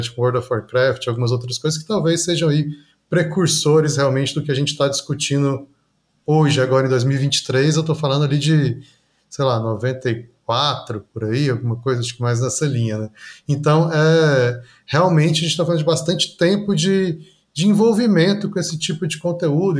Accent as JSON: {"language": "Portuguese", "town": "Goiânia", "region": "Goiás", "country": "Brazil", "tie": "born or raised there", "said": "Eu sou nascido em Goiânia, né, no estado de Goiás aqui"}